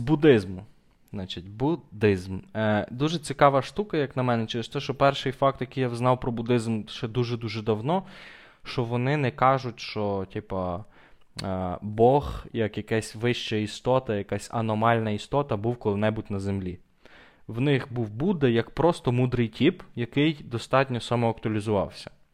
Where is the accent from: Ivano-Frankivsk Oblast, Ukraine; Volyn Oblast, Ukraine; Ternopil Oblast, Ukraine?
Ternopil Oblast, Ukraine; Ternopil; я християнин тупо через те, що я народився в Тернополі